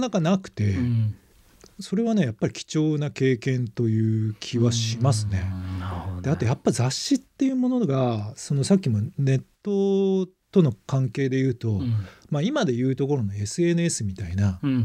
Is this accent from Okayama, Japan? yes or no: yes; Okayama, Japan; moved away as an adult; now in Tokyo, Japan; 僕も中学高校岡山で育っていて